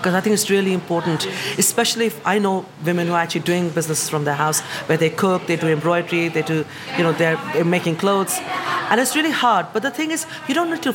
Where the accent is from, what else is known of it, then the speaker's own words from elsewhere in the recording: India; moved away as an adult; now in United Kingdom; I am from the East and from the West. In my accent, you hear it.